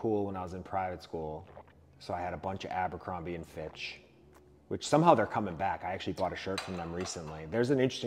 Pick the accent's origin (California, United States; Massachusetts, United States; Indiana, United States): Massachusetts, United States; South Shore; I grew up in the South Shore